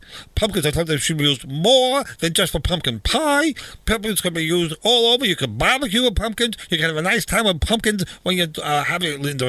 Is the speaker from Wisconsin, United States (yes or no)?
no; Wichita, Kansas, United States; Wichita, Kansas. I'm from Wichita, Kansas.